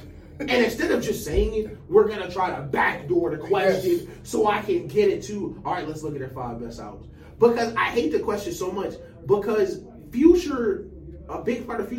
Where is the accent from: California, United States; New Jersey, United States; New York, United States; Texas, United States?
California, United States; Sacramento; Mister, I'm from Sacramento.